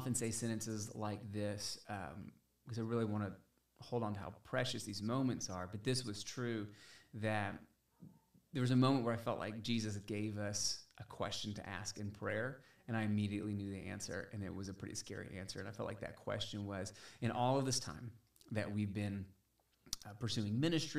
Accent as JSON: {"language": "English", "area": "outside of Atlanta", "region": "Georgia", "country": "United States", "tie": "born or raised there", "also_born_or_lived": "Valdosta, Georgia", "moved": "as an adult", "lives_now": "Dickson, United States", "said": "I was born and raised outside of Atlanta in Georgia."}